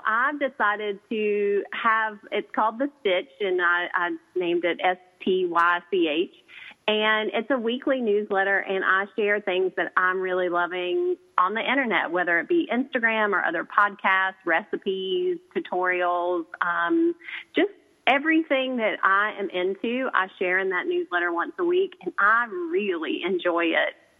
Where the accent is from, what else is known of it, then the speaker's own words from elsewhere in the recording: the South, United States; I'm a girl from the South